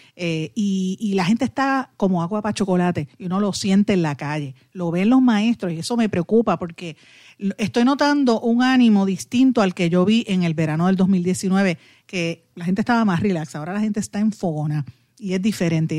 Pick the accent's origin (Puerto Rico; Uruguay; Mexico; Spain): Puerto Rico